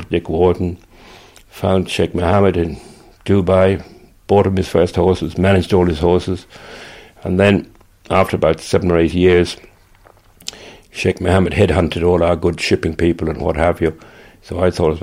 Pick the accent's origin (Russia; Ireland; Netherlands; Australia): Ireland; Cork, Munster; moved away as an adult; also born or lived in England; now in Moone, Ireland; I came from Cork. My family made paint